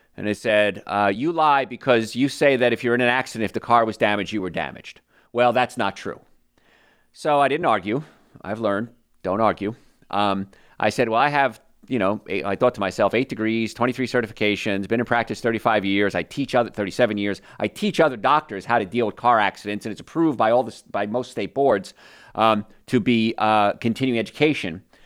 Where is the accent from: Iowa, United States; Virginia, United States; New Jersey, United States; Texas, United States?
New Jersey, United States; I grew up in New Jersey, and I grew up in a place called Cancer Alley